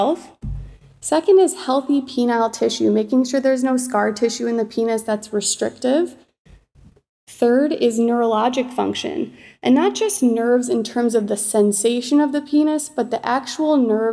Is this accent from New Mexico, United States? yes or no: no; Chicago, Illinois, United States; moved away as an adult; also born or lived in Michigan; now in Seattle, United States; I was born and raised in Chicago